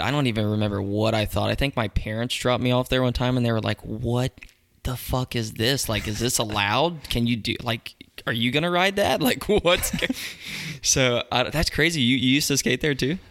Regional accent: Mooresville, North Carolina, United States; also born or lived in Pineville, North Carolina / Charlotte, North Carolina; I grew up in Mooresville

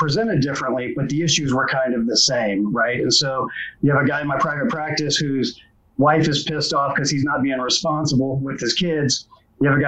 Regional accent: Indianapolis, Indiana, United States; I grew up in Indianapolis

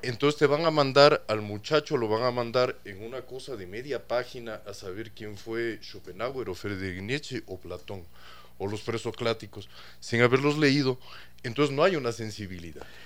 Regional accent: Ecuador; yo soy ecuatoriano, hijo de chileno

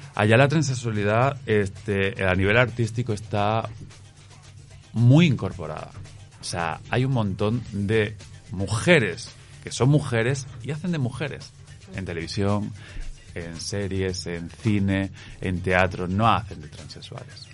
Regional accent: Cáceres, Extremadura, Spain; also born or lived in Latin America; now in Madrid, Spain; Sí, vivo en Madrid, pero soy eh, de Cáceres, de la región de Extremadura. Pero ya llevo 18 años en Madrid

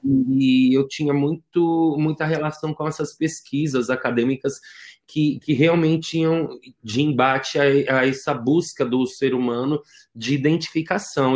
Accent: São Paulo, Brazil; eu fui criado na Zona Leste

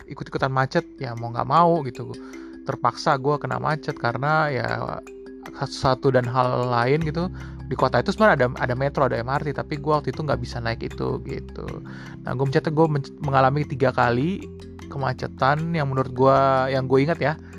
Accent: Jakarta, Indonesia; nah mungkin ini related juga dengan kita orang Jakarta kita sering banget bawa bilang wah Jakarta macet Jakarta macet gitu

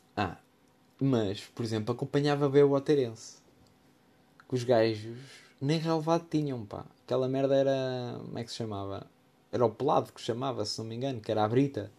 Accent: Vieira de Leiria, Leiria District, Portugal; sou natural da Vieira de Leiria

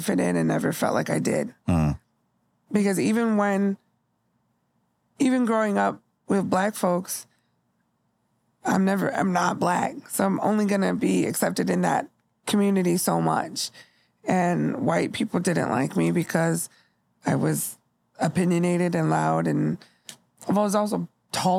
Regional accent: Bay Area / Southern California, United States; when I moved from the Bay Area to Southern California, I was in sixth grade.

